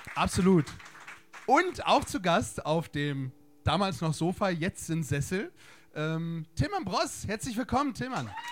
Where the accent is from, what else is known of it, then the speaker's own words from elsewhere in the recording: Bremen, Germany; moved away; also born or lived in Berlin; ich komme aus Bremen